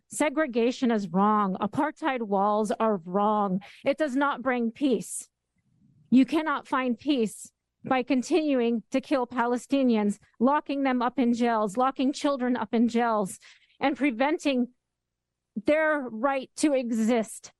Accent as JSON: {"language": "English", "area": "San Francisco Bay Area", "region": "California", "country": "United States", "tie": "born or raised there", "said": "I am born and raised in the Bay Area"}